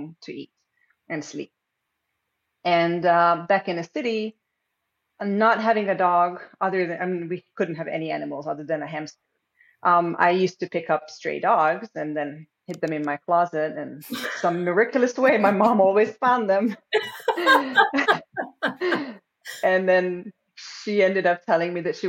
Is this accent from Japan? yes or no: no; Hungary; now in North Carolina, United States; I'm originally from Hungary, and I've been in the States for way too long